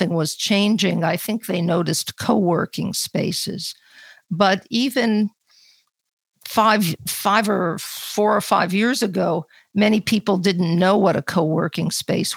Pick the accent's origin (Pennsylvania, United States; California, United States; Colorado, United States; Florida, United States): Pennsylvania, United States; Philadelphia; moved away as an adult; now in New York, United States; I moved to New York to go to university. I came from another large city, Philadelphia